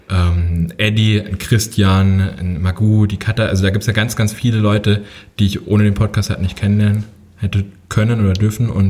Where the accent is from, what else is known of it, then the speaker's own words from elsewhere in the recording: Herdecke, North Rhine-Westphalia, Germany; born there; also born or lived in Hünfeld; Ich bin in Nordrhein-Westfalen geboren, in Herdecke. Dann sind wir ein paar Mal umgezogen und ich glaube 2007 bin ich in Hünfeld gelandet bei okay. Fulda.